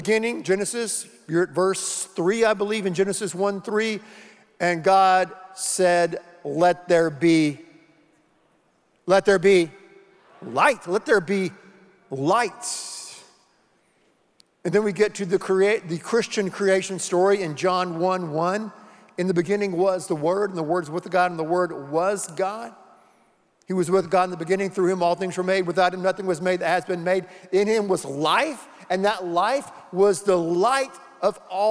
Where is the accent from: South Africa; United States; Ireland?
United States; the Carolinas; When I was a little boy growing up in the Carolinas